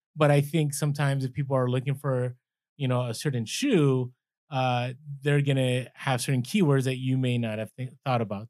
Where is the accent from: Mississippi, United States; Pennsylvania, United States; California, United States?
California, United States; San Francisco; I grew up in San Fran